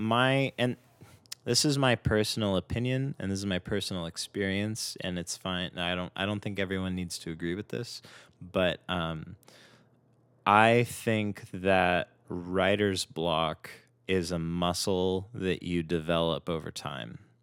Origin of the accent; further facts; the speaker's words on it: Simi Valley, California, United States; also born or lived in Northridge, Los Angeles; now in Los Angeles, United States; I grew up in Simi Valley, which is where I met Mark, and then I went to school in Northridge